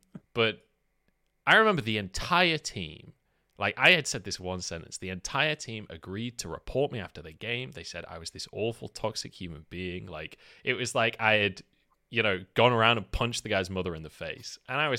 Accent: England, United Kingdom; When they realize that I'm English in Chinese solo queue, they stopped typing in Chinese and would call me dog.

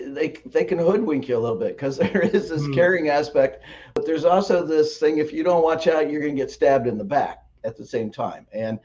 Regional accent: Midwest, United States; It's in my part of the country, I'm from the Midwest, and we have black walnut trees

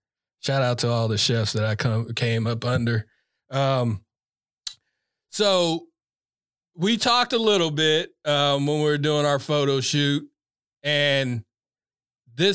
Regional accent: Orangevale, California, United States; So, you know, growing up in Orangevale, shout out to Rafael Delgado.

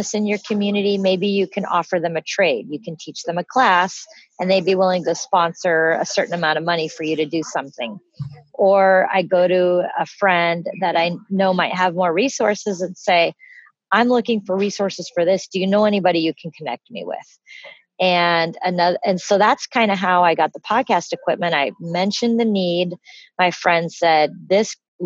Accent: Pacific Northwest, Washington, United States; I'm from the Pacific Northwest.

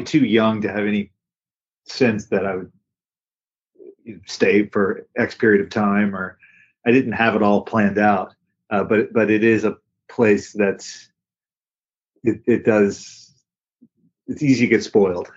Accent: Atlanta, Georgia, United States; moved away as an adult; also born or lived in Virginia / Missoula, Montana; now in Hawaii, United States; I grew up in Atlanta, Georgia

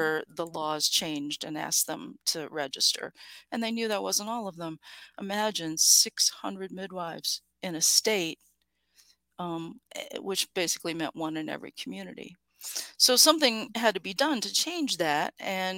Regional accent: Appalachia, United States; I grew up in Appalachia

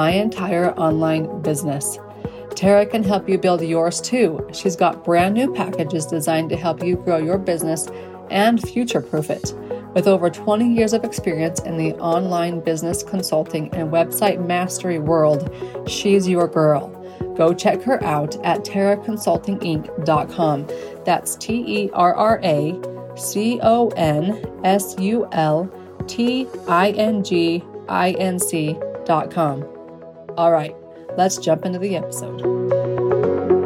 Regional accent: United States; I'm English. I am American.

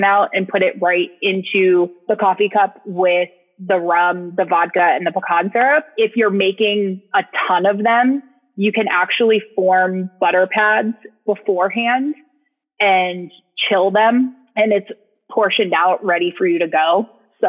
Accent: New England, United States; now in Austin, United States; I am originally from New England, and which sometimes you can hear my voice, sometimes you can't. And now I live in Austin, Texas

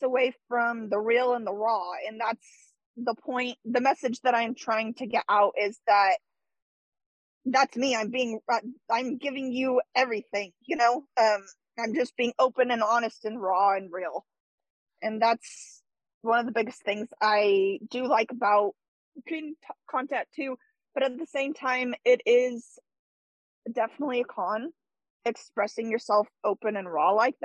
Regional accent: California, United States; I'm from California, and I'm from a pretty small town

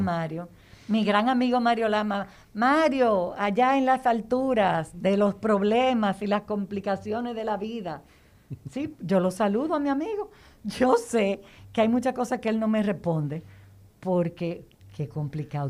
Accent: Baní, Peravia, Dominican Republic; Yo como vanileja

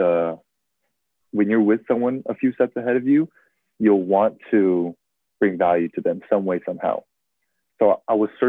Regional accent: San Francisco, California, United States; I'm from San Francisco

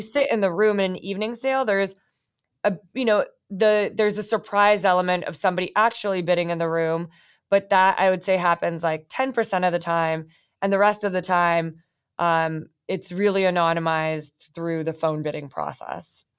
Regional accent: Bay Area, California, United States; I grew up in the Bay Area.

